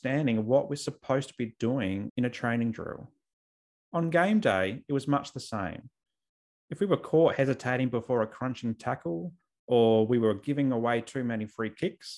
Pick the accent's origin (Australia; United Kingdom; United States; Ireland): Australia; South Australia; I grew up in South Australia